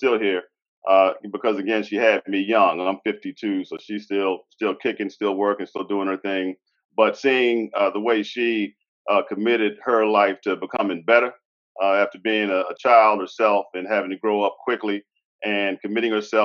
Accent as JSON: {"language": "English", "town": "Alexandria", "region": "Virginia", "country": "United States", "tie": "born or raised there", "also_born_or_lived": "Arlington, Virginia", "said": "I grew up in Alexandria, Virginia"}